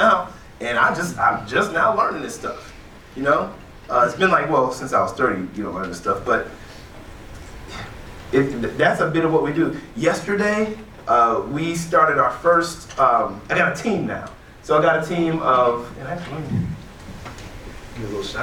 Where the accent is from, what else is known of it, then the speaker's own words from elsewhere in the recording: East Cleveland, Ohio, United States; also born or lived in Aurora, Ohio; we moved from East Cleveland, like East 93rd